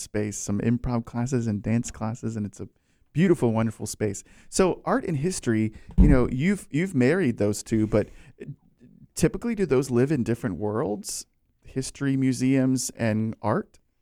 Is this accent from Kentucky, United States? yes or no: no; Virginia, United States; moved away as an adult; now in Florida, United States; I grew up in Virginia